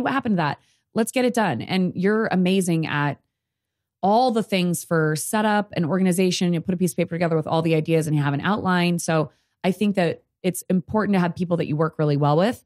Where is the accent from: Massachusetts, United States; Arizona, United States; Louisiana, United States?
Arizona, United States; Sierra Vista; I'm from Sierra Vista.